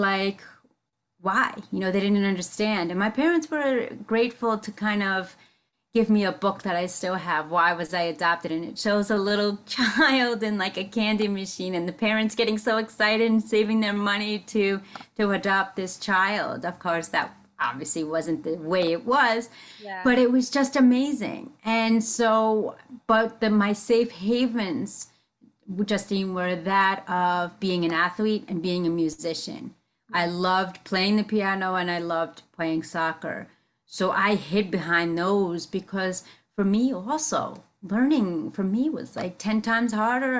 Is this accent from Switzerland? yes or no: no; United States; first language English; I grew up in the metropolitan area, tri-state area